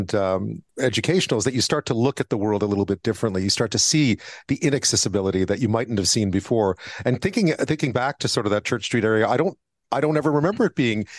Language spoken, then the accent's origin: English; Montreal, Quebec, Canada; I grew up in Montreal